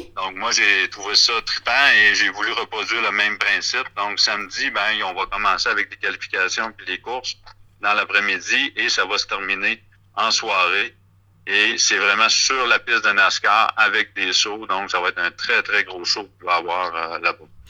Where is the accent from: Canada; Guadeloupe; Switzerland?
Canada; Rimouski, Quebec; je viens de, la région de Bas-Saint-Laurent, de Rimouski.